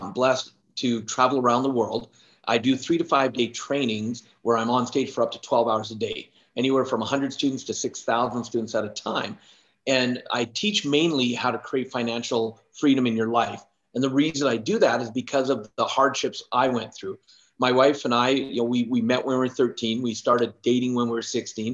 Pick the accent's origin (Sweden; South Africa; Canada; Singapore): Canada; also born or lived in Alberta; I'm Canadian and I live in Alberta. And so I'm in central Alberta